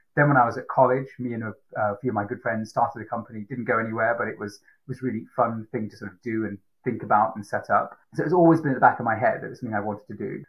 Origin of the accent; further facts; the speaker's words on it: Manchester, North West England, United Kingdom; also born or lived in Sri Lanka / Fiji; had a great childhood growing up in Manchester mainly